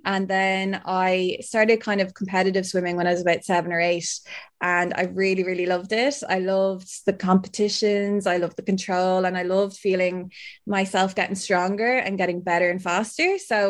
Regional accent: Ireland; I'm an Irish Paralympic swimmer.

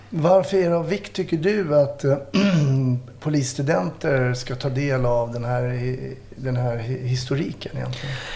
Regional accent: Stockholm, Stockholm County, Sweden; jag växte upp i Kärrtorp

